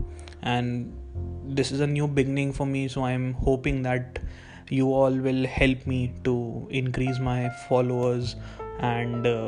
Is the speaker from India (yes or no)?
yes; Indore, Madhya Pradesh, India; I am from Indore, Madhya Pradesh, from India